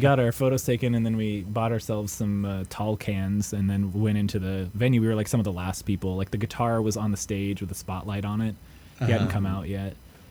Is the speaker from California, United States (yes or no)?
yes; California, United States; yo, we're from California.